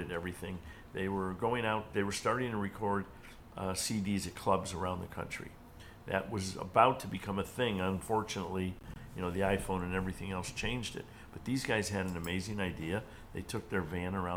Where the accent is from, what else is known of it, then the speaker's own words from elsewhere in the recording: Cleveland, Ohio, United States; Cleveland's my hometown, and I'd been doing events there forever